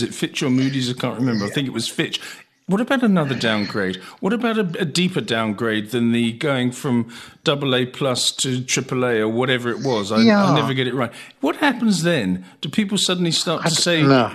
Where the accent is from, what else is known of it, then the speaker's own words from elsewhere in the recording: England, United Kingdom; now in South Africa; I'm English, so we don't talk about money.